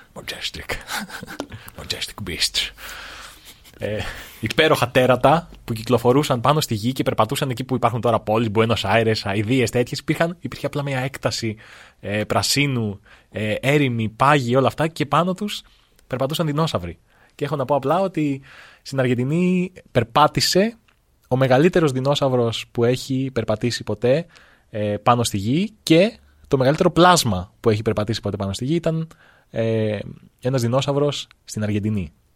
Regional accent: Greece; σαν Έλληνες

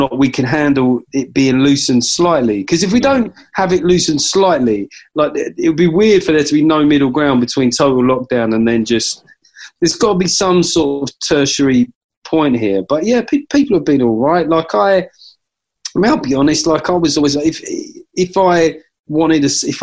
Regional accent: London, United Kingdom; moved away; because I come from South London, so fried chicken is obviously a big part of the cuisine.

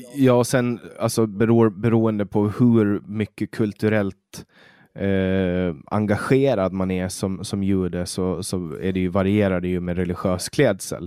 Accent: Åland Islands; moved away as an adult; now in Sweden; Jag är ju finsk medborgare och jag är född och uppvuxen på Åland

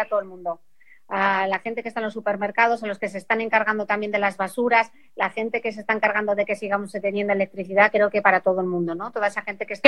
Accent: Asturias, Spain; yo soy asturiana

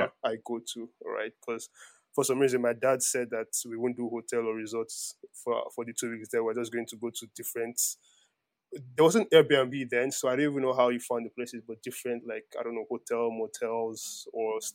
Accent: Nigeria; I was born in Nigeria

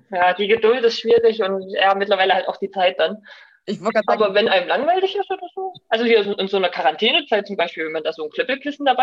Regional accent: Saxony, Germany; Und natürlich bei uns im Erzgebirge auch geklöppelt. Ähm, das war so in unserer Familie ein bisschen gang und gäbe.

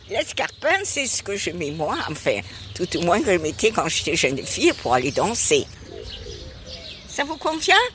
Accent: Marseille, Provence-Alpes-Côte d'Azur, France; born there; Je suis née à Marseille. Seulement, je regrette, je n'ai pas l'accent à la maison, on parlait, mais sans accent, parce que mon père est d'origine italienne.

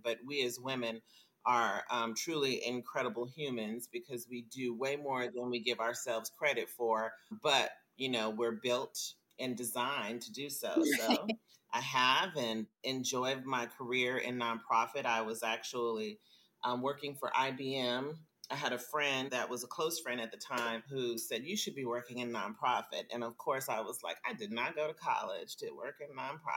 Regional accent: Las Vegas, Nevada, United States; also born or lived in Chicago, Illinois / Minneapolis, Minnesota; I was raised in Las Vegas, Nevada

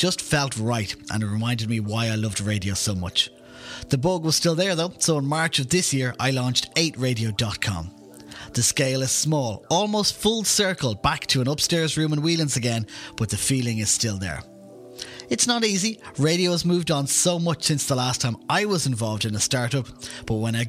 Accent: Dún Laoghaire, Leinster, Ireland; my hometown of Dunleary

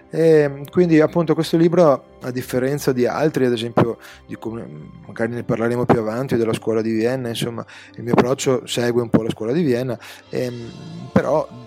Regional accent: North-east Italy, Italy; accent: north-eastern Italian; now in Venice, Italy; abitando nel nord-est, come si sente nel mio accento chiarissimo.

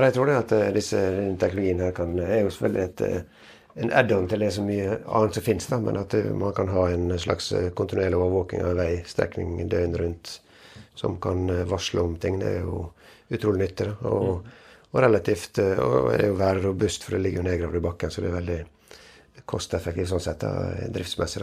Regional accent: Western Norway, Norway; Jeg er jo fra Vestlandet

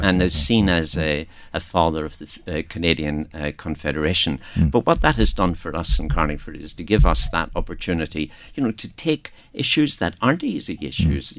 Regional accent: Northern Ireland, United Kingdom; moved away; I am from the north, as you can pick up from my accent, and uh, uh, you know I, I lived and worked there through throughout most of the troubles

